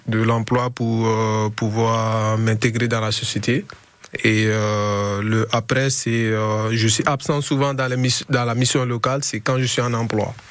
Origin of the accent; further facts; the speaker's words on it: Guinea; now in Grenoble, France; je viens d'un pays loin, de la Guinée-Conakry